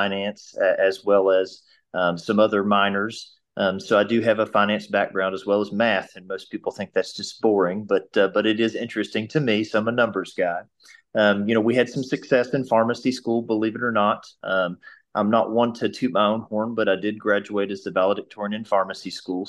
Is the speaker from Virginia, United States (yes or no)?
yes; Abingdon, Virginia, United States; I'm born and raised in Abingdon, so I'm from Washington County.